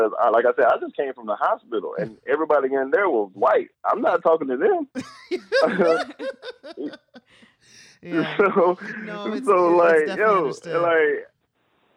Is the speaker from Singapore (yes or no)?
no; the South, United States; I grew up in the South